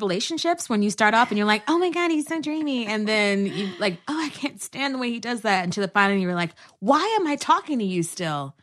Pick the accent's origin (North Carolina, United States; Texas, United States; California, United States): Texas, United States; also born or lived in New York; now in Los Angeles, United States; I'm originally from Texas, a transplant by way of New York to L